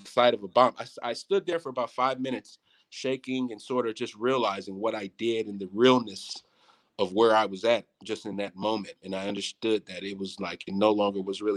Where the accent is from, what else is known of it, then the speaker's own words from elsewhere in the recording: United States; as an American